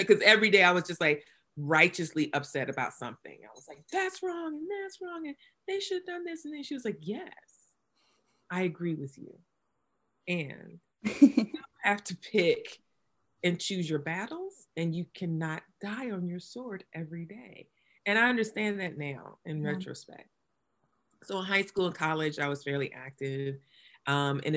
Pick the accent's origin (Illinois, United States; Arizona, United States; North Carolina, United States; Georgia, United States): North Carolina, United States; New Bern; now in Durham, United States; I'm a native North Carolinian